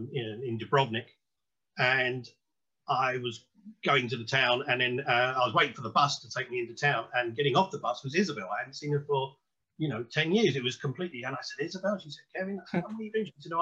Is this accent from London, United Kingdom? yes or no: yes; London, United Kingdom; I mean, I was born and bred in London. I was educated there.